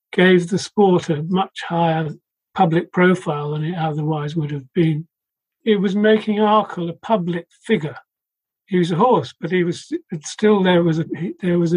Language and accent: English; London, United Kingdom; I was born in Hampstead in London